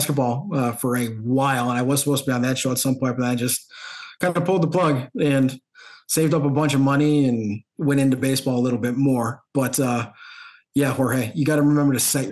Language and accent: English; New York, United States; moved away; also born or lived in Wisconsin; born and raised in New York